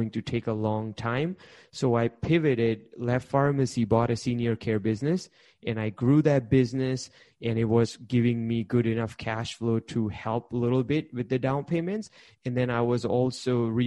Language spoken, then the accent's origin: English; India; English is a second language; moved away; Originally, I'm an immigrant from India. I came here. I wasn't speaking English